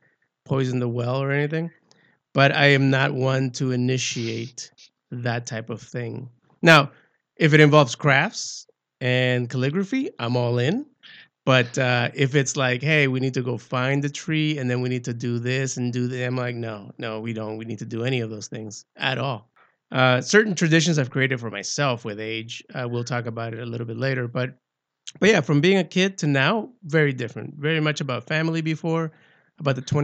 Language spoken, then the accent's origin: English; Nicaragua; now in United States; I was born in Central America, in Nicaragua